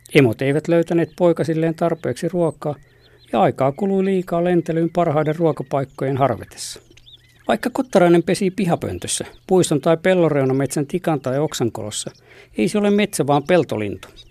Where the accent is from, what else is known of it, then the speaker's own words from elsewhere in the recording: Lappeenranta, South Karelia, Finland; Lapsuuteni maisemissa Lappeella